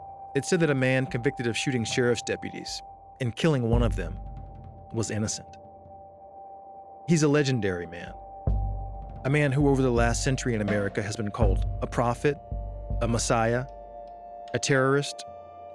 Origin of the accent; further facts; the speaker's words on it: Atlanta, Georgia, United States; moved to my hometown, Atlanta, Georgia.